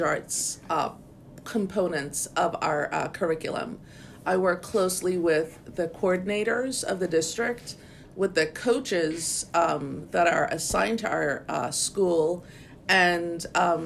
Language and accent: English; St. Croix, U.S. Virgin Islands; I know I'm from St. Croix. I know I'm a Croosian, a proud Croosian